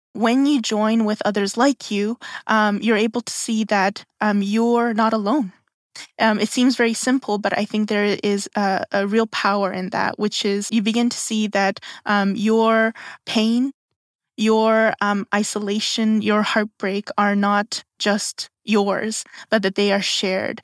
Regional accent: South Korea; now in Canada; I'm from Korea

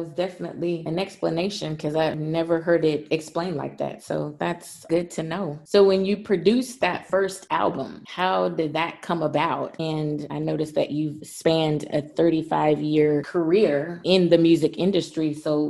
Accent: the South, United States; I personally come from an area where house music is not popular. I grew up in the South.

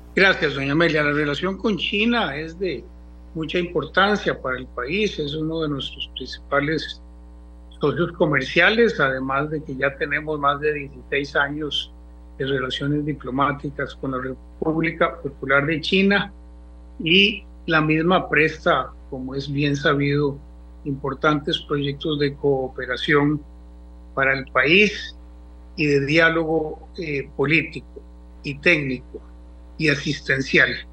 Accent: Costa Rica; como los costarricenses

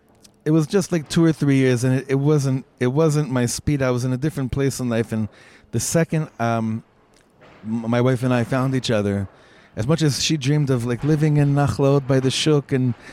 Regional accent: Los Angeles, California, United States; also born or lived in Efrat; now in Israel; And I grew up together in Los Angeles.

